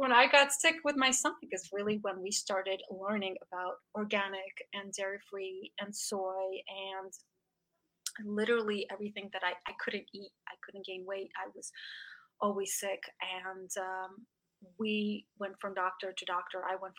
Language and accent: English; Russia; English is a second language; We came from Russia, and so for us, cake, I'll give you an example. We used to have cake for breakfast. So we're Russians.